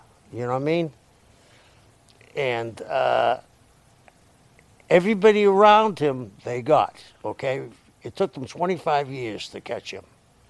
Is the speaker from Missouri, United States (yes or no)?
no; Boston, Massachusetts, United States; I grew up in South Boston.